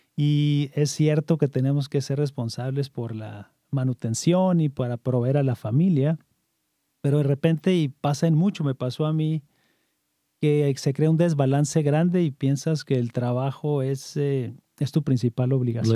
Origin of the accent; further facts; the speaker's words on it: Camargo, Chihuahua, Mexico; now in Virginia, United States; nacido en, en, Camargo, Chihuahua